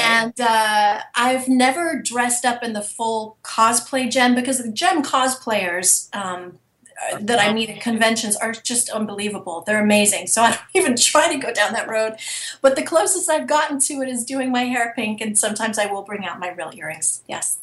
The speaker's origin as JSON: {"language": "English", "region": "England", "country": "United Kingdom", "accent": "British", "moved": "yes", "said": "I'm originally from England, so I've been able to use my British accent for different projects"}